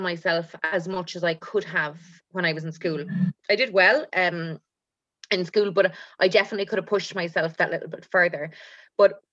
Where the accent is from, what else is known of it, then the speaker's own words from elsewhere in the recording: Cork, Munster, Ireland; But I grew up in Cork. I was born in Cork